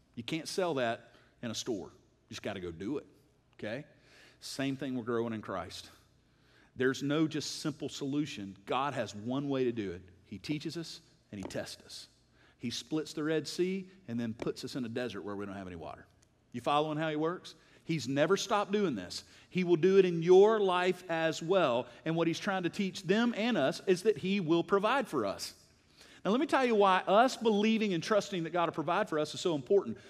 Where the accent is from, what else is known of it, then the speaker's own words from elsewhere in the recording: United States; I love being an American